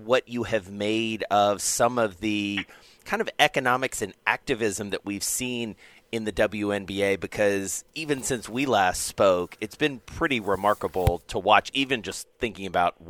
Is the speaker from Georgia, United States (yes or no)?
yes; Atlanta, Georgia, United States; my hometown in Atlanta